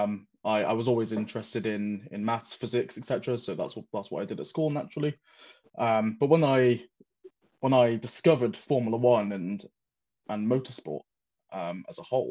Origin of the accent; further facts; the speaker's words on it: Wales, United Kingdom; moved away as an adult; also born or lived in Shalford, Surrey; now in Surrey, United Kingdom; I'm originally from Wales. So I've had to move to England for work. I grew up in a very small town in Wales